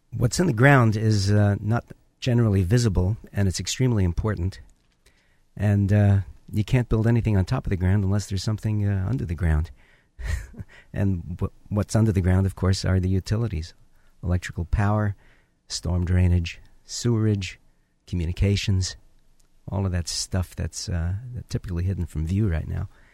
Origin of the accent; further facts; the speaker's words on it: New York City, New York, United States; now in Orange County, United States; where I grew up in the Bronx